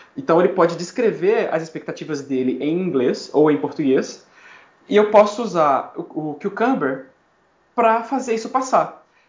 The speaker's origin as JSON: {"language": "Portuguese", "country": "Brazil", "also_born_or_lived": "Miami, United States", "moved": "as an adult", "lives_now": "New York, United States"}